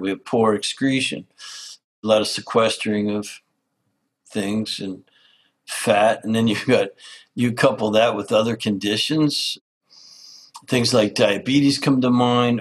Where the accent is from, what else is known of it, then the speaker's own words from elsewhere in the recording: Canada; I grew up in Canada as an outdoors lover.